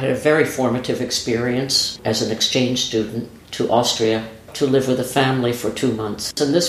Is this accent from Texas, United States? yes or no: no; New York, United States; moved away as an adult; I'm from New York. I know this city. I know this life.